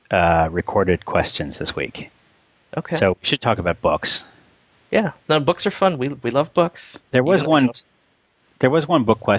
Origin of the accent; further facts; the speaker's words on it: New Zealand; I'm a New Zealander